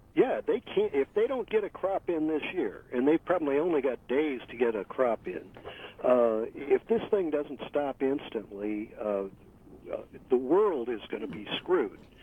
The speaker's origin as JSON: {"language": "English", "town": "St. Louis", "region": "Missouri", "country": "United States", "tie": "born or raised there", "said": "I was raised in St. Louis"}